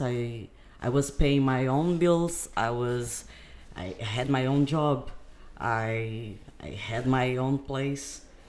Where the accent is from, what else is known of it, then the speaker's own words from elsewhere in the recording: Algarve, Portugal; also born or lived in Brazil; I also came from Algarve, uh, but I am Brazilian. I live in Portugal for seventeen years.